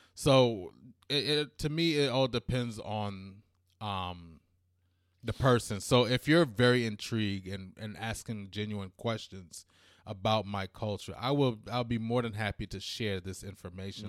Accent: United States; also born or lived in England / New York / Washington, D.C.; I was born in England, but I was basically raised in America.

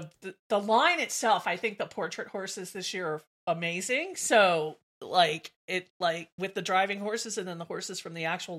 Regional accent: the South, United States; I'm from the South.

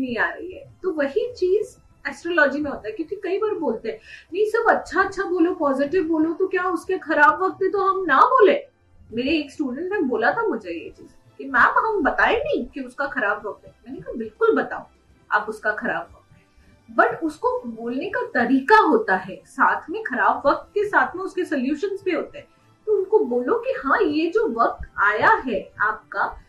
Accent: Mumbai, Maharashtra, India; moved away as an adult; now in Udaipur, India; मैं बेसिकली उदयपुर से ही हूँ और पली बड़ी मुंबई में हूँ स्कूलिंग मेरी मुंबई में हुई है

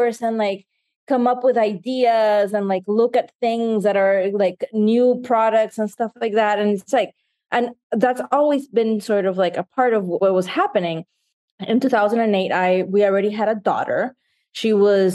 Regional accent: Nicaragua; now in United States; I grew up in Nicaragua

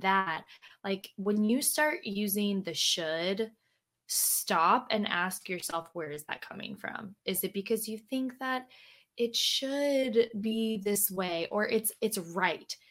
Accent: Louisiana, United States; moved away; I am from Louisiana, I'm from the South, and people, you know, a lot of mm. people from where I'm from have never like left

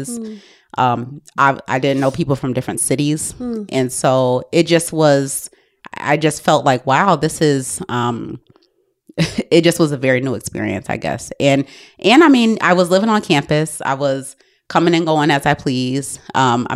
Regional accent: Albany, New York, United States; moved away; I grew up in a neighborhood in Albany

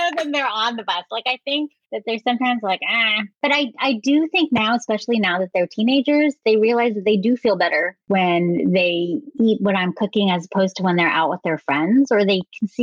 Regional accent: San Francisco Bay Area, California, United States; growing up in the San Francisco Bay Area

